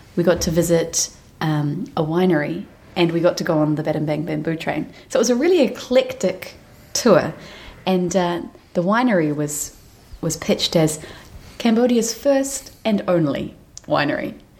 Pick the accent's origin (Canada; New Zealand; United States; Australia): New Zealand; we're from New Zealand, which is quite a big wine producing nation and we, we enjoy the wine that our country produces